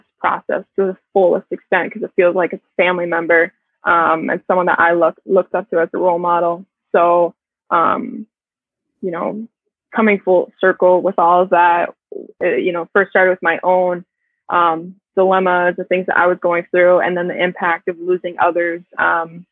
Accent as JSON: {"language": "English", "region": "Florida", "country": "United States", "also_born_or_lived": "Minnesota", "moved": "as an adult", "said": "I'm from Florida"}